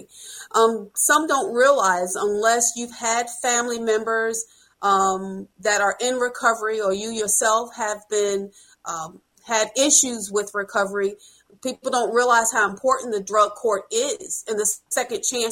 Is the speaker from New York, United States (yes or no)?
yes; Wyandanch, New York, United States; now in Flagler County, United States; I'm a Wyandanch, New York, Long Island transplant